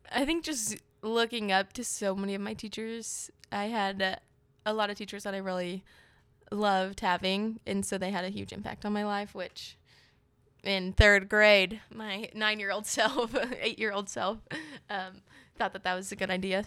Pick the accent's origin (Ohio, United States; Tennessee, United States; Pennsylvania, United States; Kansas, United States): Kansas, United States; Overland Park; also born or lived in Manhattan, Kansas (K-State); I'm from Kansas City. I grew up here in Overland Park